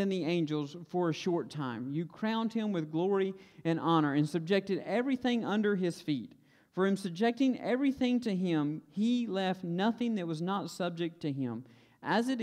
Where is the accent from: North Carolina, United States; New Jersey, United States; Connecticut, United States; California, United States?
North Carolina, United States; Stokes County; accent: Stokes County twang; I grew up in Stokes County